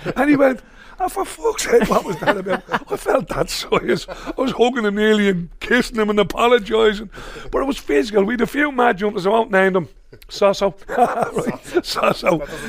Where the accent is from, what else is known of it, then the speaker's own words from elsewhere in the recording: Dublin, Leinster, Ireland; also born or lived in England; I was born in Cabra Boy. I spent a lot of my time around town. I went to O'Connell School for a short period of time till they copped on and slung me out. I ended up in Cabra Tech then.